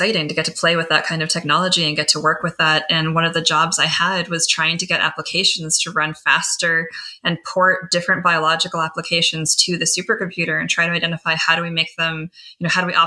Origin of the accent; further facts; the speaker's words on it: Michigan, United States; moved away; I grew up in Michigan